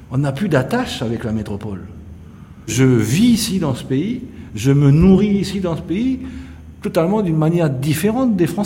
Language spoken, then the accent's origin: French; New Caledonia; j'en suis fier, je suis un caldoche